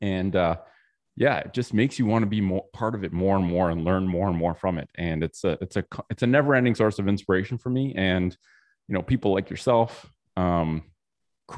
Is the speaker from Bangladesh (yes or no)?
no; Canada; I'm from Canada.